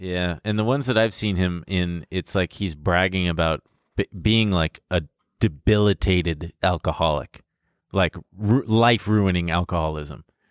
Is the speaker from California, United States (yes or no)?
yes; Long Beach, California, United States; My hometown, Long Beach